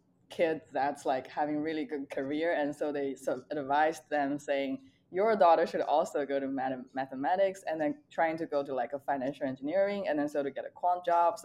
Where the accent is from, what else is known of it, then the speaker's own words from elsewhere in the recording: closer to Nanjing, Jiangsu, China; English is a second language; moved away as an adult; also born or lived in Hangzhou, China; now in San Francisco, United States; I grew up in a small town in China that's like between two major cities, I would say, Nanjing and Shanghai, and closer to Nanjing. My hometown is very small, but it's like 1 million population, you know, like every city in China.